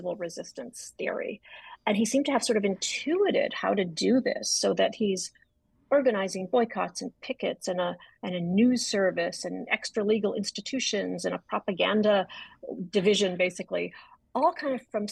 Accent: Adams, Massachusetts, United States; I was born in Adams, Massachusetts.

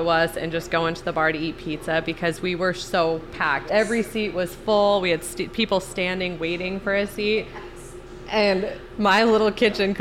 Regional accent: Portland, Oregon, United States; moved away as an adult; also born or lived in North Dakota; now in Aneta, United States; I'm originally from Portland, Oregon.

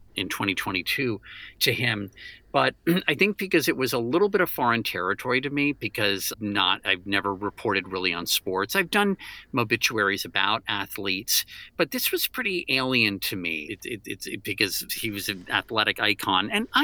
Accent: Washington, District of Columbia, United States; I grew up in the Washington, D.C. area

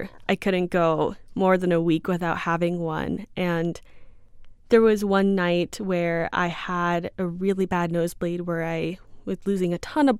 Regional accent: Bakersfield, California, United States; So I grew up in Bakersfield. Me and my family moved there when I was around 6 years old back in 2006

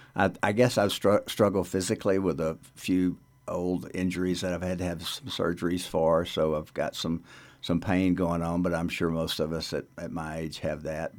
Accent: North Louisiana, United States; now in Carbondale, United States; my hometown in North Louisiana Uh, it was a little town when I was growing up there

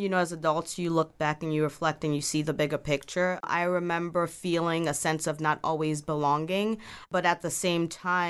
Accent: Ghana; also born or lived in Belgium / Cuba / New York / Ethiopia; now in United States; I'm originally from Ghana, West Africa, and so I have lived in Belgium, Cuba, New York, Ethiopia as well for a little bit.

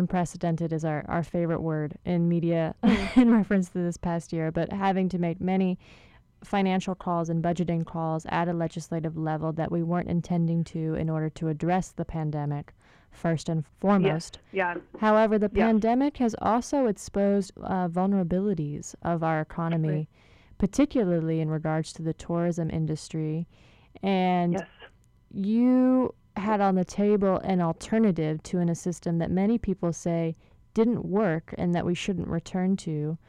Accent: Kona, Hawaii, United States; I'm from the Big Island, but I'm from Kona Side originally.

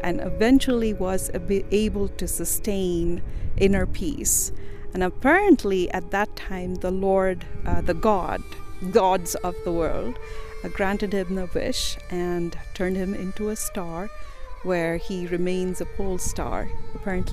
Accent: India; moved away as an adult; now in Utah, United States; I am born and raised in India, and I came to the University of Utah as a graduate student, and that was almost 20 years ago, and we've lived here ever since

